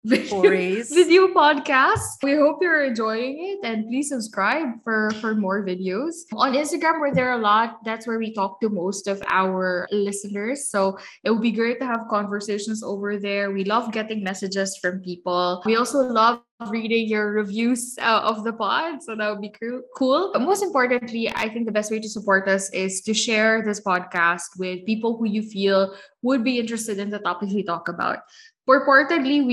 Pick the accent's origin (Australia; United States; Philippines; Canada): Philippines; as a Filipino woman today